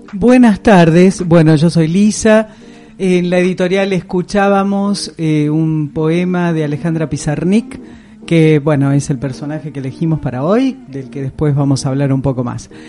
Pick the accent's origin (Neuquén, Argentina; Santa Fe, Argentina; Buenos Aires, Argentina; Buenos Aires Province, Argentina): Santa Fe, Argentina; Rosario; now in Córdoba, Argentina; en Rosario, donde yo vengo